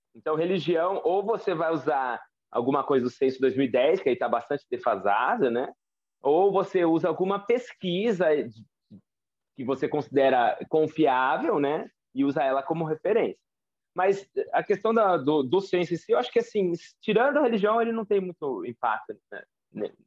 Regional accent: Campinas, São Paulo, Brazil; eu nasci no Centro Médico de Campinas

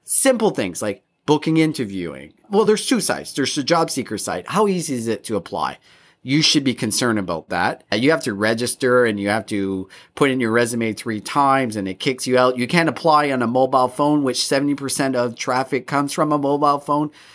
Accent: Canada; all three of us, we're, we grew up in Canada, we're white

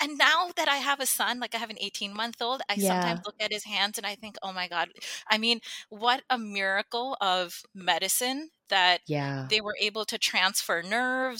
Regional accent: Long Island, New York, United States; also born or lived in New Delhi, India; I grew up in New York on Long Island

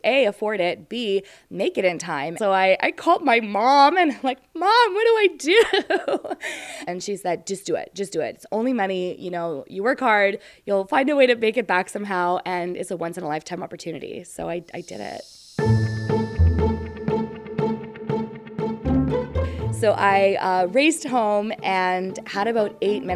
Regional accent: Winnipeg, Manitoba, Canada; I am from Winnipeg, Manitoba

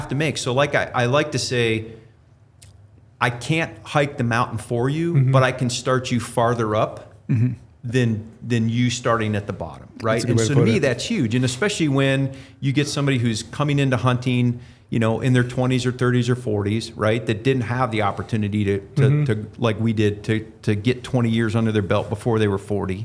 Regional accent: Ohio, United States; moved away; I grew up in Ohio

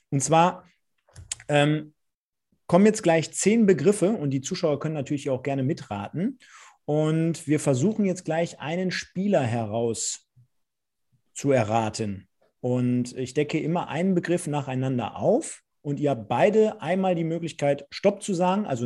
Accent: Germany; born there; Also, ich bin in Deutschland geboren und ich bin deutscher Staatsbürger.

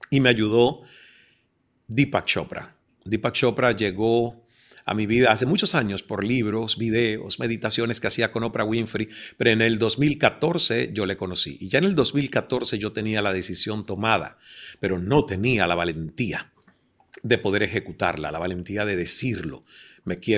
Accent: Cuba; soy el hijo cubano bastardo de una oh relación extramarital de Deepak con mi madre.

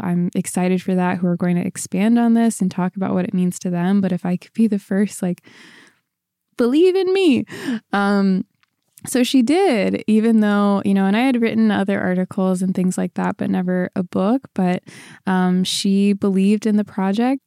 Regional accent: Ferguson, Missouri, United States; born or raised there; moved away as an adult; also born or lived in Orange County, California

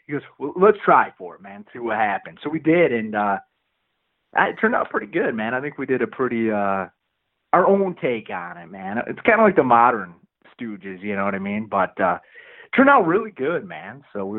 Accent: Flint, Michigan, United States; Well, dude, I'm from the Flint area, man.

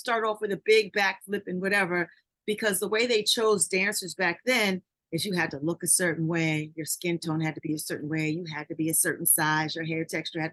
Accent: New York City, New York, United States; I'm a girl from Queens, New York, who used to climb fences and trees with all the guys in my neighborhood

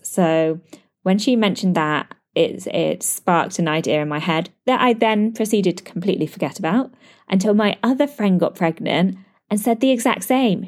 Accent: United Kingdom; now in Dubai, United Arab Emirates

